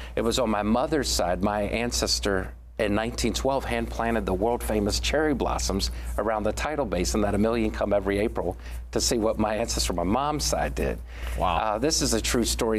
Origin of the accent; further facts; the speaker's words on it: Washington, District of Columbia, United States; we are now sixth generation Washingtonians born on Capitol Hill. I was born on Capitol Hill